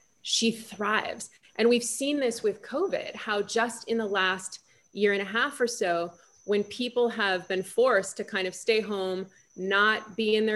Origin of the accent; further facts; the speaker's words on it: Los Angeles, California, United States; I'm from Los Angeles